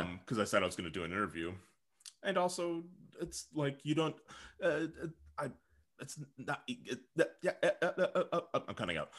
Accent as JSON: {"language": "English", "town": "Saint Paul", "region": "Minnesota", "country": "United States", "moved": "yes", "lives_now": "Portland, United States", "said": "I'm from Saint Paul"}